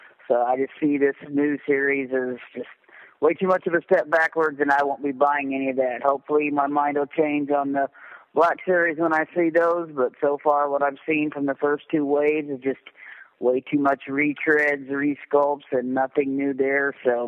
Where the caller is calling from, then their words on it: Southern Indiana, United States; I'm calling from Southern Indiana